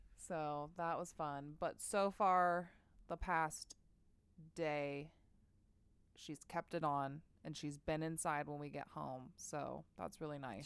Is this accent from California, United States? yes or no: yes; Bay Area, California, United States; growing up in the Bay Area